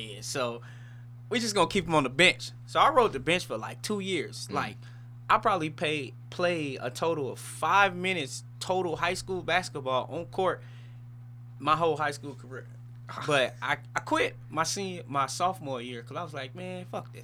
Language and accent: English; St. Louis, Missouri, United States; I'm from St. Louis. Grew up in St. Louis, lived majority of my life in St. Louis